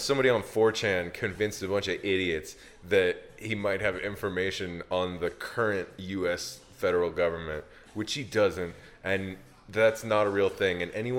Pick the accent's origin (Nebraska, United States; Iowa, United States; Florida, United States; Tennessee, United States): Tennessee, United States; moved away; That's why I left Tennessee